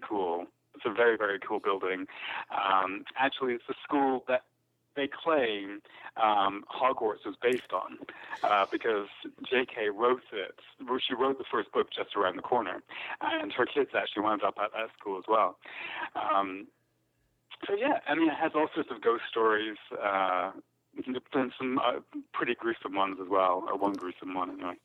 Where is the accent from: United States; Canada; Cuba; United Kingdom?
United Kingdom; Scotland; I grew up in Scotland